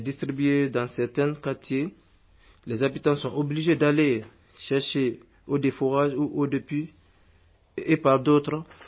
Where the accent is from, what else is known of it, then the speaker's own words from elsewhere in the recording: Guinea; now in France; en Guinée, mon pays natal